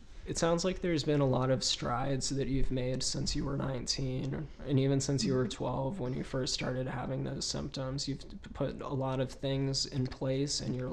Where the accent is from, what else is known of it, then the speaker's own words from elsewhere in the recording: Virginia, United States; my home state, which is Virginia